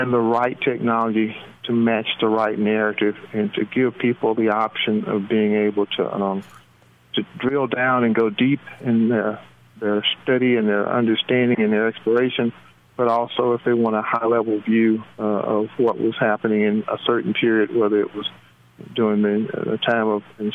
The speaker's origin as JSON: {"language": "English", "town": "Tuscaloosa", "region": "Alabama", "country": "United States", "also_born_or_lived": "West Coast / Ohio", "said": "I'm actually from Tuscaloosa, Alabama. That's home"}